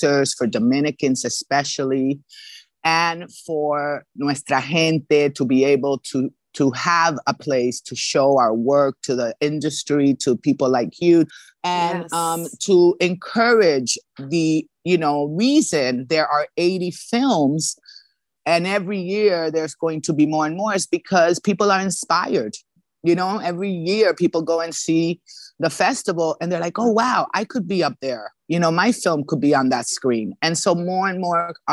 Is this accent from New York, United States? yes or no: yes; New York City, New York, United States; moved away as an adult; now in Los Angeles, United States; my hometown where I grew up, New York City.